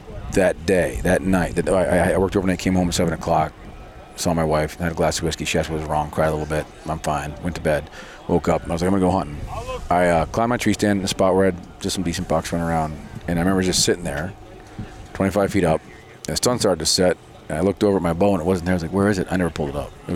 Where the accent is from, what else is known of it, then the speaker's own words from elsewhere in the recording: New York, United States; I'm from New York